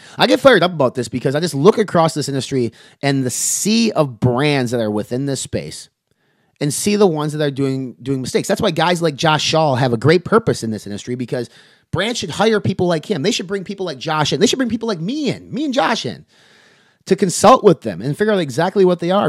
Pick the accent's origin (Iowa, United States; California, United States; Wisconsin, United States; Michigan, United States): Wisconsin, United States; I'm from Wisconsin